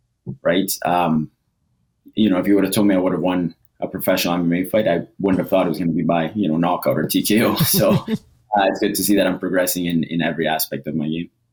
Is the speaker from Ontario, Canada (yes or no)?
no; Edmonton, Alberta, Canada; also born or lived in Costa Rica / Toronto; I was born in Costa Rica. I moved to Edmonton or Toronto when I was about seven or eight. Lived there for two years. Moved to Edmonton. Went through high school and everything here